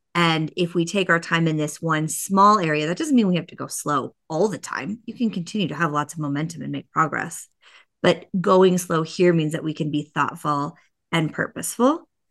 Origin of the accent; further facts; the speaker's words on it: Boulder, Colorado, United States; moved away as an adult; I'm a Colorado native. There's not a lot of us that were born here, but I was born in Boulder, Colorado